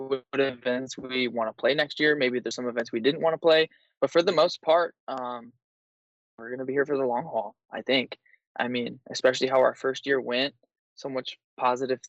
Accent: Minnesota, United States; I'm from Minnesota

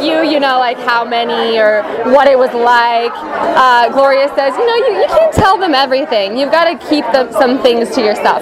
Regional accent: San Diego, California, United States; I'm from San Diego.

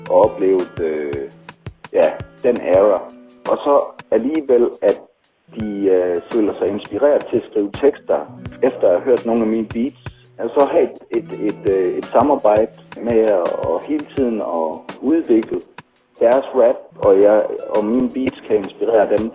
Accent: Silkeborg, Central Denmark Region, Denmark; en rapper her fra Silkeborg, hvor jeg kommer fra.

